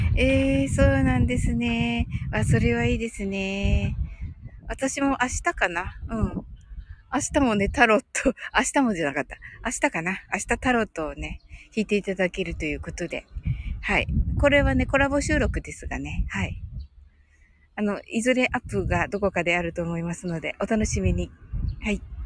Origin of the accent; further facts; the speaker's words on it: Kyushu, Japan; 私も九州人なんでね